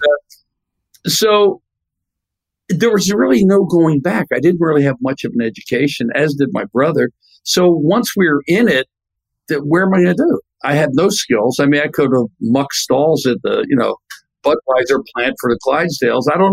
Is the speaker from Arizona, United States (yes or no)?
no; Philadelphia, Pennsylvania, United States; I grew up in Philadelphia